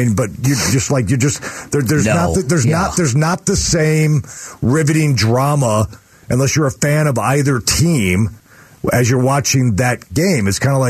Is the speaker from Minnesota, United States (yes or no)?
no; Arlington Heights, Illinois, United States; I went to St. Viator in Arlington Heights, and Westinghouse.